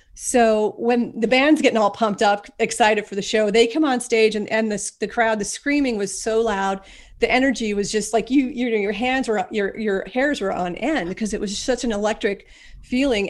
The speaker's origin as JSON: {"language": "English", "town": "Ashland", "region": "Pennsylvania", "country": "United States", "tie": "born or raised there", "moved": "yes", "lives_now": "Scranton, United States", "said": "I was born and I grew up in a tiny little town called Ashland, Pennsylvania."}